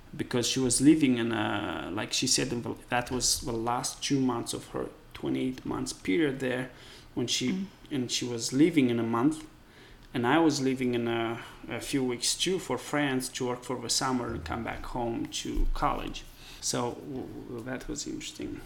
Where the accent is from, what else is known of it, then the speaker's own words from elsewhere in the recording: Moldova; English is a second language; now in United States; I come from Eastern Europe, and um, uh, the country is called Moldova.